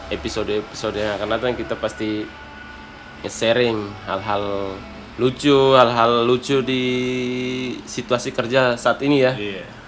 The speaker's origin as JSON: {"language": "Indonesian", "area": "Kupang area, eastern Indonesia", "region": "East Nusa Tenggara", "country": "Indonesia", "said": "Saya orang timur, uh, tepatnya di Kupang sih."}